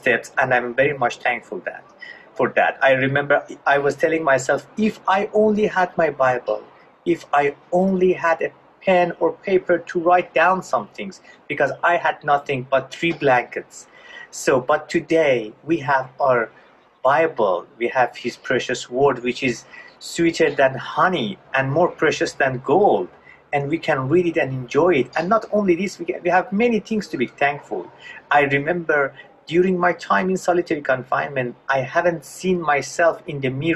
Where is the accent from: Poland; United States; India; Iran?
Iran; I was born in Iran in a Muslim family right after the Islamic Revolution